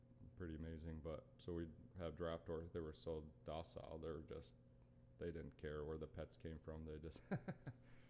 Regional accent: northern Lower Peninsula, Michigan, United States; I grew up small farm in Michigan, kind of northern Lower Peninsula

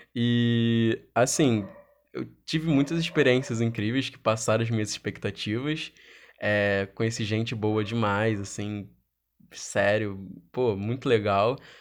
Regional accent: Rio de Janeiro, Brazil; sou do Rio de Janeiro

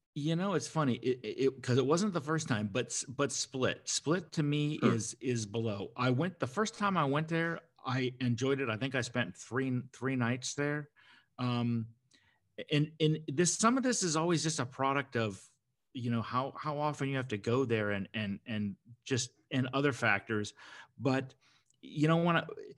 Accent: United States; I'm American

